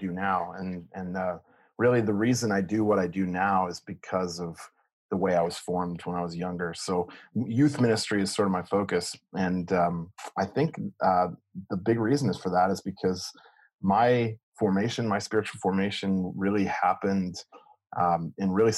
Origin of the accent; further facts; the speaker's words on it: Ramona, California, United States; now in Toms River, United States; I tell people it's San Diego until I find out they're also from San Diego, and then I have to clarify I'm from Ramona